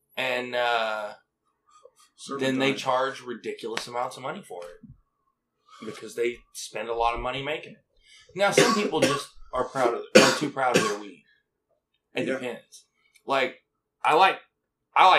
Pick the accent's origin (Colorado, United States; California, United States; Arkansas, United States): Arkansas, United States; I'm from Arkansas